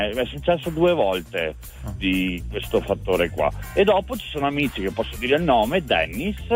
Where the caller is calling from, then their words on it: Portogruaro, Veneto, Italy; Io sono da Portoguaro in provincia di Venezia.